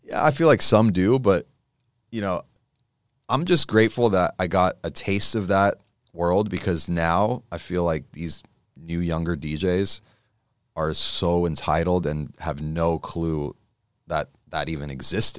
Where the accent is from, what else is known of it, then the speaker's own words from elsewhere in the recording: Los Angeles, California, United States; I grew up in Encino, so it's somewhere around there